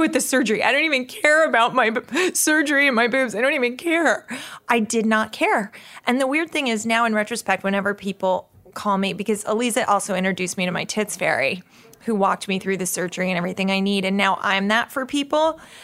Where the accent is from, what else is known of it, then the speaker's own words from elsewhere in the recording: New York, United States; When I grew up in New York in the seventies